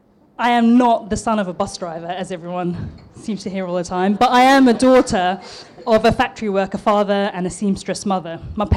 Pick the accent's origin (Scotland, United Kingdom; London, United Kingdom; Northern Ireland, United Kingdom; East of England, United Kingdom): London, United Kingdom; accent: East London; Somehow my East London accent dropped and it turned into something like this. Sometimes it does drop back into the East London accent when I'm really pissed off